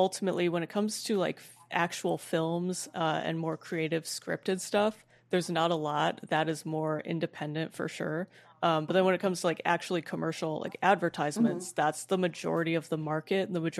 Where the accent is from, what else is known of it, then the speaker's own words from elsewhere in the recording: Madison, Wisconsin, United States; also born or lived in Milwaukee, Wisconsin / Winona, Minnesota / Vancouver, Canada; I grew up in Madison, Wisconsin, mm-hmm. then Milwaukee